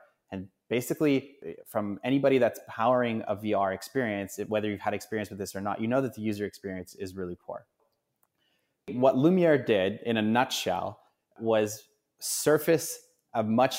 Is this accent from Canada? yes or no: yes; Canada; Being obviously a Canadian hockey fan